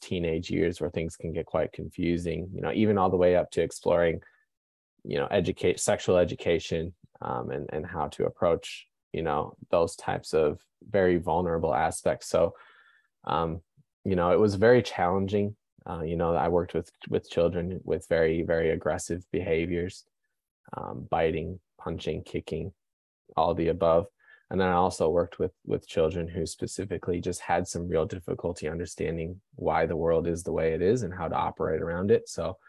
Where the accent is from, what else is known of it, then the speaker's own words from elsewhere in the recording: Wisconsin, United States; So I am originally from Wisconsin, so I'm a big Milwaukee Bucks fan.